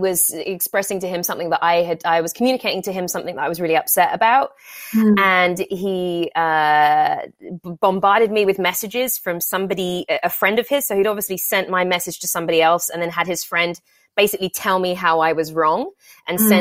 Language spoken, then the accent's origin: English; England, United Kingdom; now in Los Angeles, United States; I'm from England where it's just miserable and gray and rainy all the time